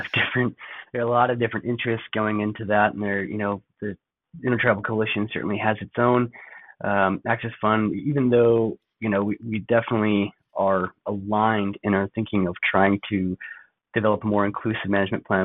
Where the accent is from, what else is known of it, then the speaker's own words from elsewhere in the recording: Gallup, New Mexico, United States; also born or lived in Navajo Nation / Monument Valley area; now in Flagstaff, United States; I'm actually from Gallup, New Mexico. Uh, lived around there and also kind of skipping back and forth on and off the Navajo Nation, uh, Monument Valley area